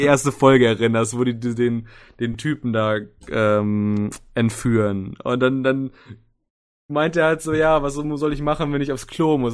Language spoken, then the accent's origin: German; Soest, North Rhine-Westphalia, Germany; now in Düsseldorf, Germany; Komme gebürtig aus Soest